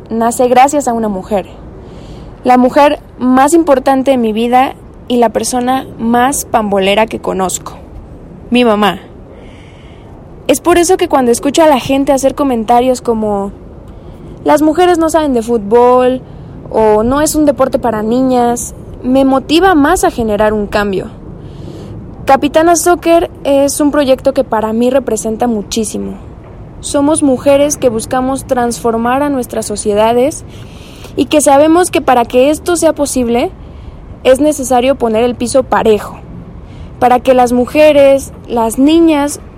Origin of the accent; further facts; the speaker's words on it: Mexico City, Mexico; soy de la Ciudad de México, curso el cuarto año de la licenciatura en médico cirujano